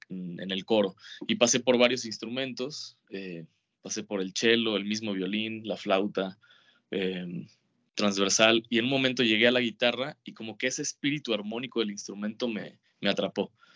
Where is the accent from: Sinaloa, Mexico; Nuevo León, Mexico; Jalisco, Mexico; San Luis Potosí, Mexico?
Sinaloa, Mexico; Mazatlán; Yo vivía en Mazatlán, en eh, mi infancia, toda mi infancia, años viví en Mazatlán.